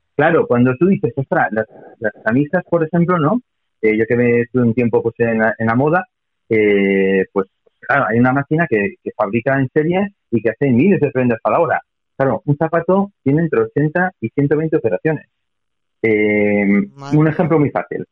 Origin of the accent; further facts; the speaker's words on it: Basque Country, Spain; soy vasco